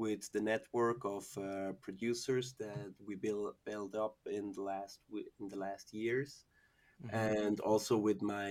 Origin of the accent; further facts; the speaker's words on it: Zurich, Switzerland; I grew up in Zurich, went to school in Zurich, and mostly also worked in the Zurich area.